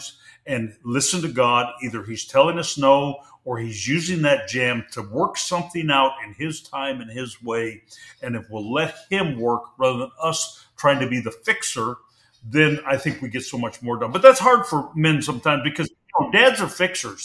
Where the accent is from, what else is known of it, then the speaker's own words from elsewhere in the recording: Pacific Northwest, United States; I grew up in the Pacific Northwest